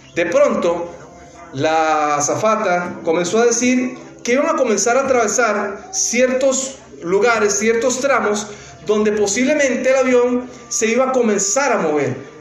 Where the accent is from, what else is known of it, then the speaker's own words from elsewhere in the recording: Costa Rica; now in New Jersey, United States; De Costa Rica, el país del pura vida.